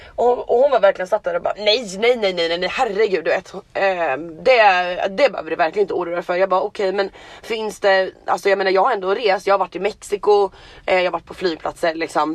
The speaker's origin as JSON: {"language": "Swedish", "country": "Sweden", "moved": "yes", "lives_now": "Los Angeles, United States", "said": "Jag är svensk medborgare, jag har min familj där, jag har mina vänner där"}